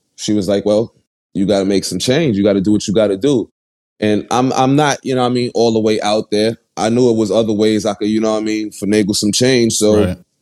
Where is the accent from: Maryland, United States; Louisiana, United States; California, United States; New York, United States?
New York, United States; New York City; I was born and raised in Bed Stuy, Brooklyn